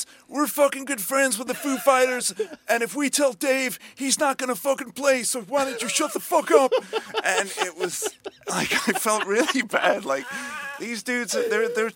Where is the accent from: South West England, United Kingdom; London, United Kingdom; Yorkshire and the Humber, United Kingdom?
Yorkshire and the Humber, United Kingdom; Leeds; now in Gwangju, South Korea; In my hometown, Leeds